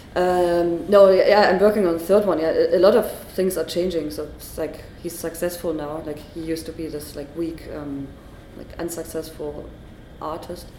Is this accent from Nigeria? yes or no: no; Germany; English is a second language